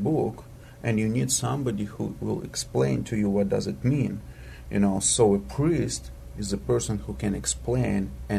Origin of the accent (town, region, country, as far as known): Moldova; born or raised there